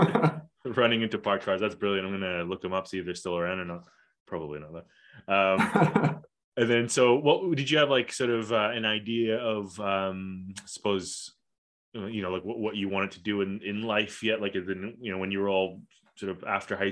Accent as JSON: {"language": "English", "region": "Kuala Lumpur", "country": "Malaysia", "tie": "born or raised there", "said": "I grew up in Kuala Lumpur, and like I mentioned before, like in this international school that was like an American curriculum international school."}